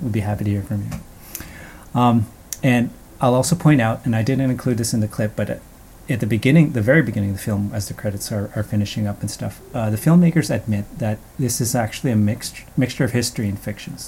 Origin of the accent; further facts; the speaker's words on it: Canada; I have Filipino lineage, and even though I grew up in Canada